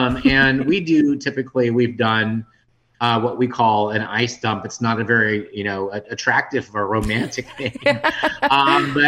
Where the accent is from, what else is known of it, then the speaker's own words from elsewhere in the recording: San Antonio, Texas, United States; now in Dallas, United States; I was born and raised in San Antonio, and I currently live here in Dallas.